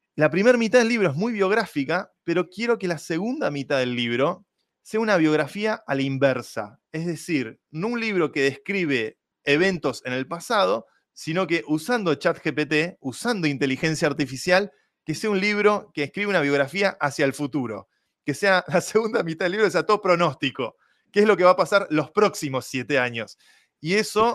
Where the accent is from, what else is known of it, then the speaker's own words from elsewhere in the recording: Argentina; siendo yo argentino y fanático del fútbol